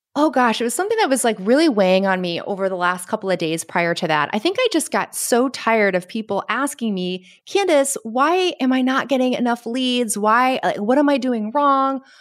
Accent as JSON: {"language": "English", "region": "Connecticut", "country": "United States", "moved": "yes", "lives_now": "Caribbean", "said": "I'm from Connecticut"}